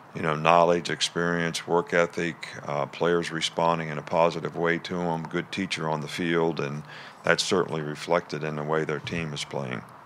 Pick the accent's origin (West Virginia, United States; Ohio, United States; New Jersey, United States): West Virginia, United States; moved away; I grew up in West Virginia